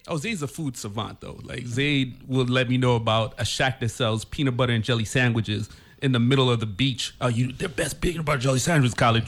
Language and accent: English; U.S. Virgin Islands; we are from Saint Croix